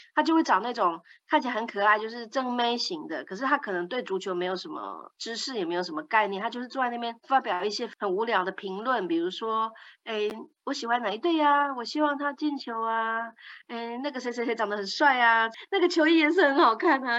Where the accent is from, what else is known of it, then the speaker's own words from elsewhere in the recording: Netherlands; 我是荷兰人